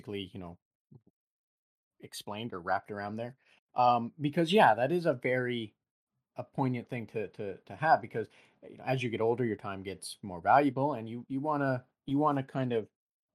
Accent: Canada; we are Canadian

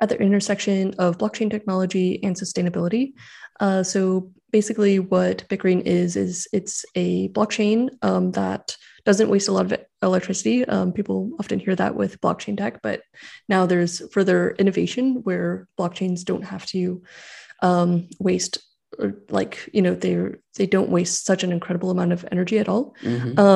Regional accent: California, United States; I grew up in California

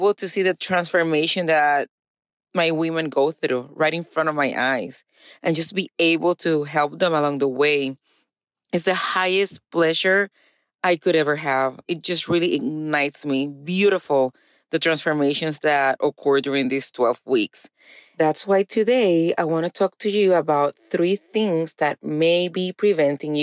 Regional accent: Puerto Rico; now in East Texas, United States; I was born and raised in Puerto Rico

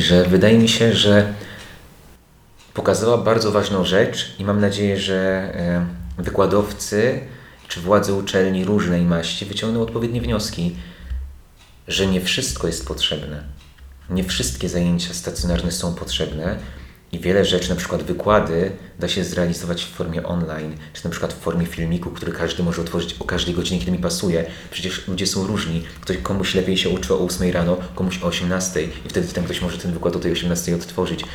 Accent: Lubaczów, Subcarpathian Voivodeship, Poland; moved away; also born or lived in Warsaw; z małego miasteczka, bo, bo pochodzę z Lubaczowa, nie jestem z, e, wielkiej metropolii

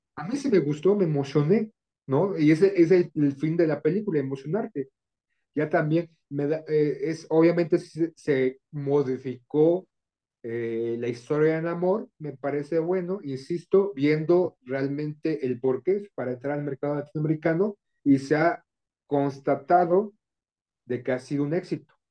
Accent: Mexico; como mexicano, como muchos mexicanos solemos ser

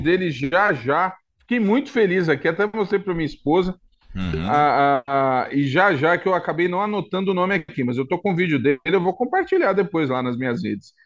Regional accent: São Paulo, Brazil; eu sou paulistano

